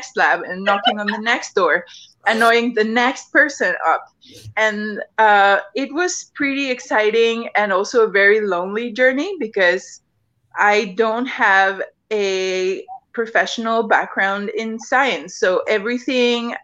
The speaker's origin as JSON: {"language": "English", "country": "Mexico", "tie": "born or raised there", "said": "I grew up here in Mexico"}